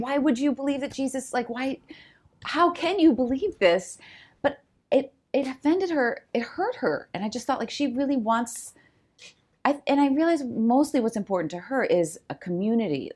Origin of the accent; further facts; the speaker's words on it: New Jersey, United States; also born or lived in Chicago; now in Los Angeles, United States; we grew up in New Jersey